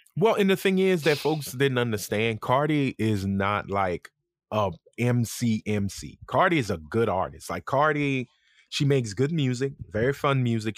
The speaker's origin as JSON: {"language": "English", "town": "Lafayette", "region": "Louisiana", "country": "United States", "accent": "country", "said": "I'm from Lafayette. I ain't got shit to do with New Orleans."}